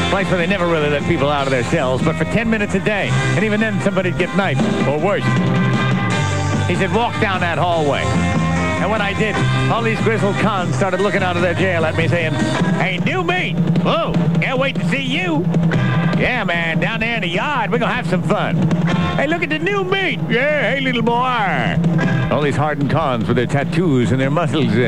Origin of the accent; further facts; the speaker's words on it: Bronx, New York, United States; oh, sure, we did a little graffiti back when I was growing up in the Bronx